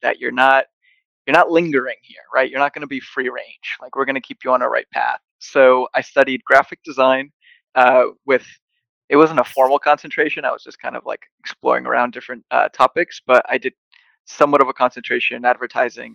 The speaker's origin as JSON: {"language": "English", "town": "Buttsville", "region": "New Jersey", "country": "United States", "tie": "born or raised there", "also_born_or_lived": "Los Reyes, Michoacán, Mexico", "moved": "yes", "lives_now": "Rhode Island, United States", "said": "I grew up in a small town called Buttsville, New Jersey"}